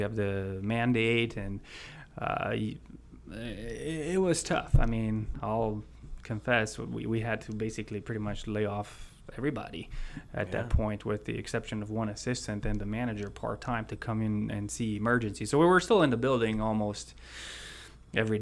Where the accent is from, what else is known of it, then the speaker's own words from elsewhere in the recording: Romania; moved away as an adult; also born or lived in Chicago area; now in United States; I was born in Romania in 81. And let's see, 95, 96, I spent almost 1 year with my mom in the Chicago area. And then I went back to Romania, but right after graduating high school in 2001, I came back.